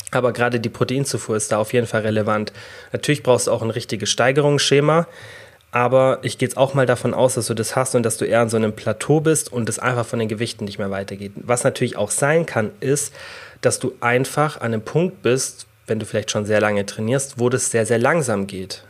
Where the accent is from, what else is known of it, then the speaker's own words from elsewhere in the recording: Germany; bei uns in Deutschland